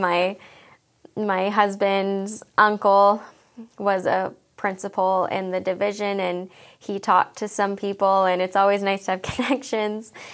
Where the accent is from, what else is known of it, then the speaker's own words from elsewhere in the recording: Wetaskiwin, Alberta, Canada; moved away as an adult; also born or lived in Edmonton, Canada; now in Magrath, Canada; I grew up in Wetaskiwin, Alberta